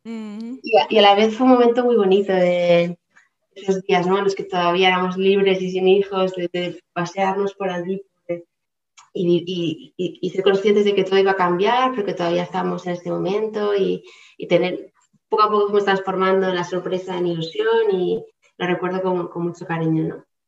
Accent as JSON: {"language": "Spanish", "town": "Palma", "region": "Balearic Islands", "country": "Spain", "moved": "as an adult", "said": "yo soy de Palma de Mallorca, eh, he vivido algunos años en diferentes lugares fuera de la isla"}